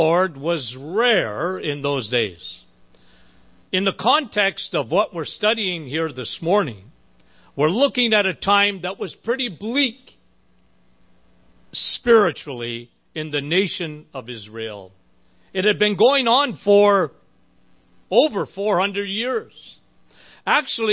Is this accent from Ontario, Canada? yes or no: yes; Timmins, Ontario, Canada; That's my hometown